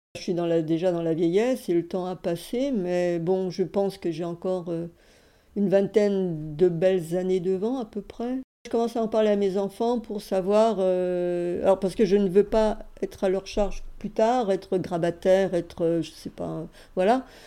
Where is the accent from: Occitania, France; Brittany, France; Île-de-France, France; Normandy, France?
Île-de-France, France; Paris; je suis née à Paris, fin 1946.